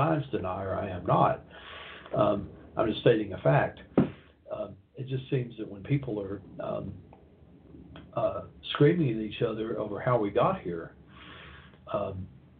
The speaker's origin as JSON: {"language": "English", "town": "Knoxville", "region": "Tennessee", "country": "United States", "tie": "born or raised there", "said": "came to Knoxville, my hometown"}